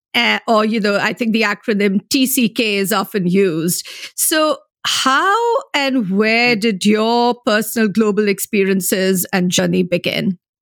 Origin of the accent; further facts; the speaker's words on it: India; moved away; I'm originally from India